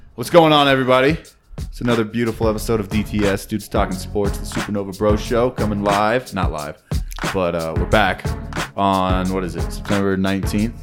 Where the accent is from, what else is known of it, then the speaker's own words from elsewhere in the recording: United States; we're American